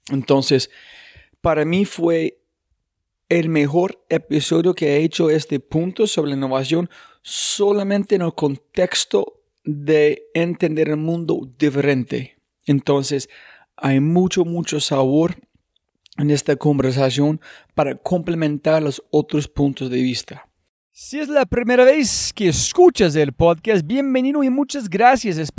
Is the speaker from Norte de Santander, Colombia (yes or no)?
no; Medellín, Antioquia, Colombia; also born or lived in Cali; De acá de Medellín.